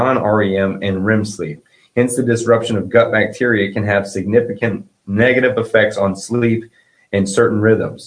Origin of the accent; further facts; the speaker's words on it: the South, United States; I'm from the South